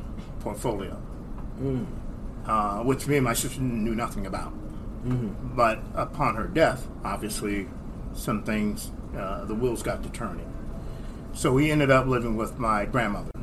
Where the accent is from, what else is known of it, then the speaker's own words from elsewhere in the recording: Toledo, Ohio, United States; I was born in Ohio, Toledo